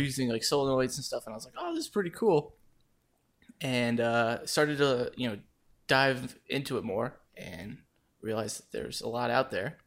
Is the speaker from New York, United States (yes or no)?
no; Las Vegas, Nevada, United States; moved away as an adult; also born or lived in Saint Louis; I was born and raised in Las Vegas.